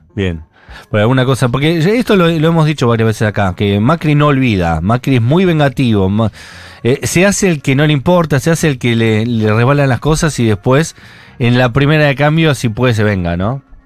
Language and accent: Spanish; Buenos Aires, Argentina; somos porteños céntricos